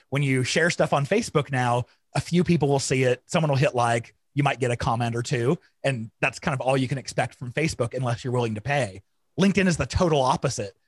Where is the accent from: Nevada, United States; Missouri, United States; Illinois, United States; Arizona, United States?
Arizona, United States; I grew up in Arizona in the hot, hot summers